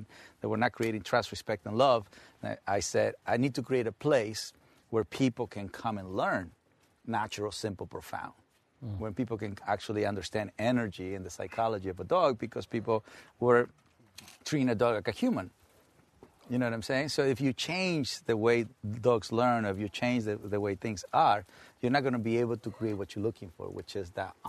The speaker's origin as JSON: {"language": "English", "country": "Mexico", "also_born_or_lived": "Inglewood, California / South Central Los Angeles", "second_language": "English", "moved": "as an adult", "lives_now": "United States", "said": "they used to call me the Mexican guy who walks a pack of dogs"}